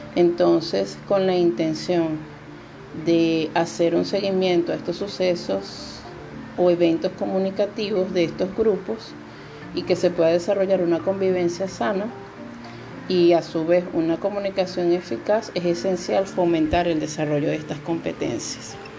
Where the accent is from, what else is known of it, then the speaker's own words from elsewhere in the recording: Venezuela; moved away as an adult; now in Dominican Republic; soy venezolana, me encuentro en República Dominicana